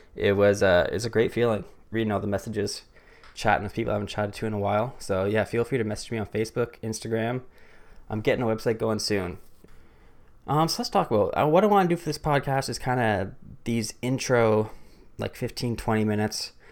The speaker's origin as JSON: {"language": "English", "town": "Barrie", "region": "Ontario", "country": "Canada", "tie": "born or raised there", "moved": "as an adult", "lives_now": "Waterloo, Canada", "said": "grew up in a smallish city north of Toronto called Barrie."}